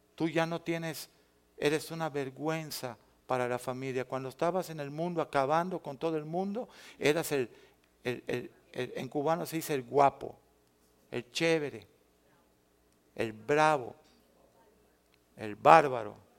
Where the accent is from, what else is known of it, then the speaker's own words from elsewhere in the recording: Mexico; yo regresé a mi tierra